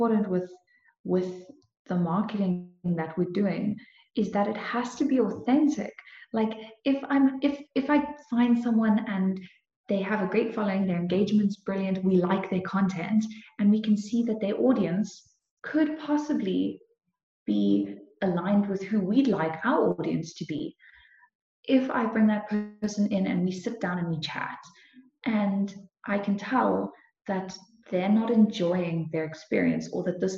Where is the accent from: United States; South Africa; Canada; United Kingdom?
South Africa; Cape Town, Western Cape; moved away as an adult; now in Kempton Park, South Africa; I've always lived in Cape Town. I was always in Cape Town